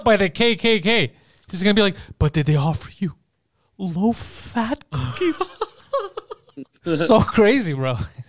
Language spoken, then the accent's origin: English; Mississauga, Ontario, Canada; Crikey, yeah, we're from Mississauga.